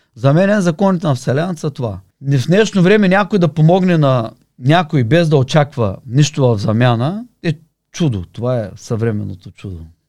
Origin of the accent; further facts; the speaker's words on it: Varna, Varna Province, Bulgaria; also born or lived in Sofia; от Варна съм